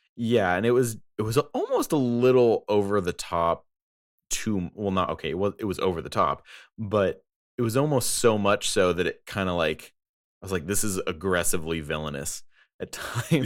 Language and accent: English; United States; I am American